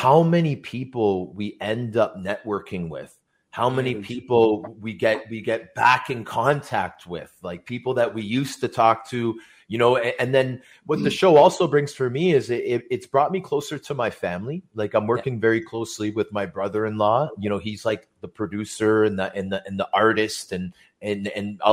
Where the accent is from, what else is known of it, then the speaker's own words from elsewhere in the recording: Toronto, Ontario, Canada; I grew up in Scarborough